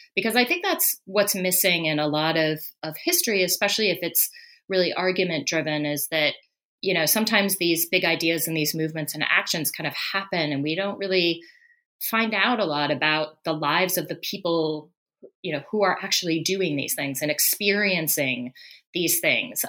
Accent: Colorado, United States; moved away as an adult; I was born in Colorado uh, and lived most of my early life there until I went off to college

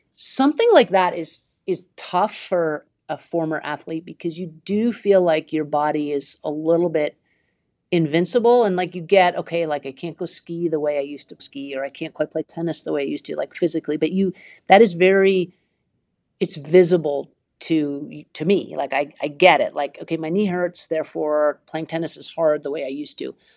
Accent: Vermont, United States; I grew up in Vermont

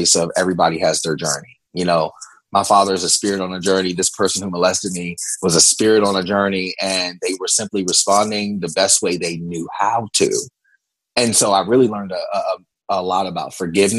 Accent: Virginia, United States; I grew up in the Bible Belt of Virginia.

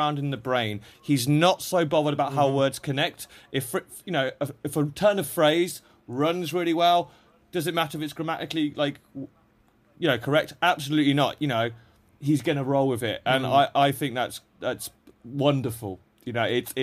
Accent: England, United Kingdom; I'm an English guy

